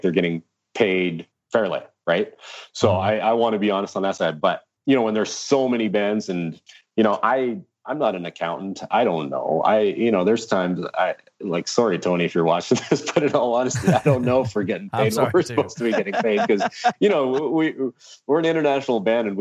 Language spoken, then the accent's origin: English; Canada; We're from Canada to the US